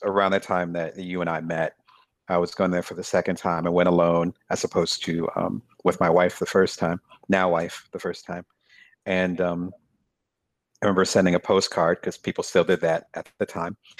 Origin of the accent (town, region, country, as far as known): Lansing, Michigan, United States; born or raised there; moved away as an adult; also born or lived in Atlantic City, New Jersey / South Jersey / Detroit / Chicago; now in Ohio, United States